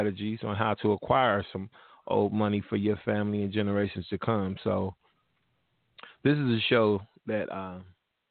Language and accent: English; Cincinnati, Ohio, United States; my hometown. 513